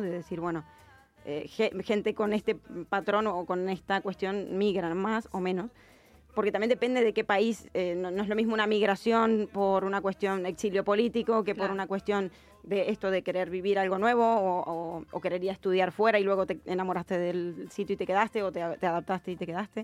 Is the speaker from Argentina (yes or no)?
yes; Argentina; moved away as an adult; now in Barcelona, Spain; pero es mi, mi país de origen, ¿no? Donde tengo, obviamente, y me siento muy argentina